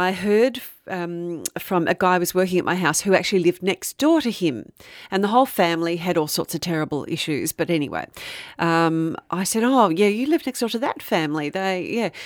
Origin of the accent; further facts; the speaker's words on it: Frankston, Victoria, Australia; growing up in Frankston